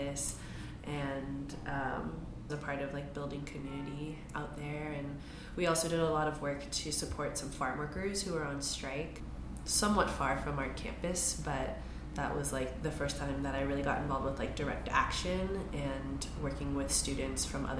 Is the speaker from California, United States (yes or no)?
yes; San Francisco, California, United States; growing up in San Francisco